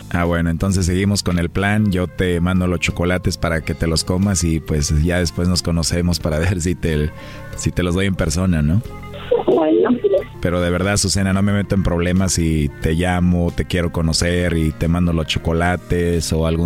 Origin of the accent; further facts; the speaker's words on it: Guadalajara, Jalisco, Mexico; Yo soy de aquí, de Guadalajara.